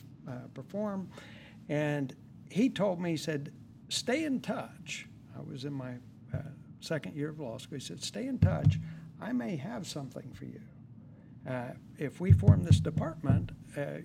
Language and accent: English; West Virginia, United States; moved away as an adult; also born or lived in Dallas; now in San Bernardino County, United States; I actually born and raised in West Virginia, and went to school there at West Virginia University